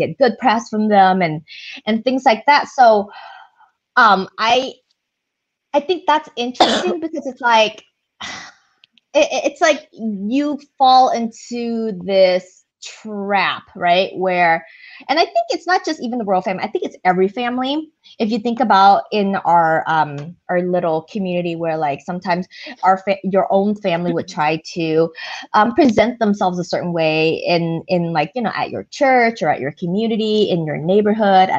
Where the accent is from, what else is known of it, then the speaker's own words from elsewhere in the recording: United States; we're American